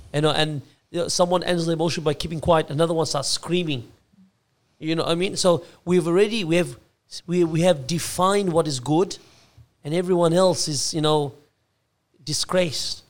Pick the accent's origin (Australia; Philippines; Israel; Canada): Australia; being Australian born, Aussie born